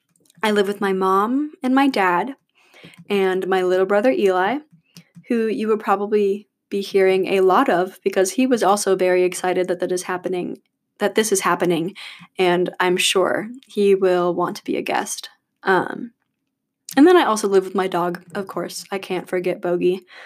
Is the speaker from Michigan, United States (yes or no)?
yes; Battle Creek, Michigan, United States; now in Chapel Hill, United States; But I'm originally from Battle Creek, Michigan, so I'm a Midwest girl.